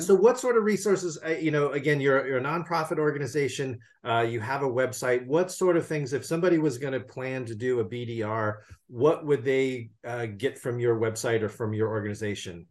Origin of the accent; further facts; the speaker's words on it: California, United States; my home state of California